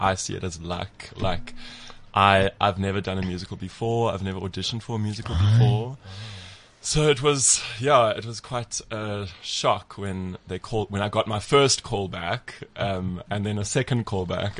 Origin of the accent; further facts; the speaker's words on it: London, United Kingdom; I'm originally from East London.